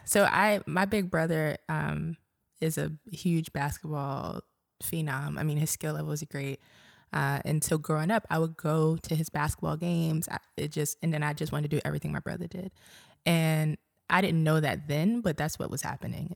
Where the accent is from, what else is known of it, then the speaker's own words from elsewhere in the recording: New York City, New York, United States; moved away as an adult; also born or lived in Montgomery County, Maryland; now in Baltimore, United States; I grew up in Brooklyn